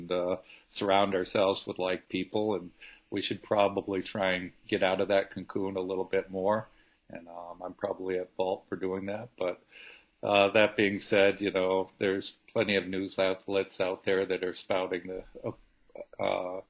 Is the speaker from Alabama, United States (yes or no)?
no; Brunswick, Maine, United States; I was a business owner in Brunswick, my hometown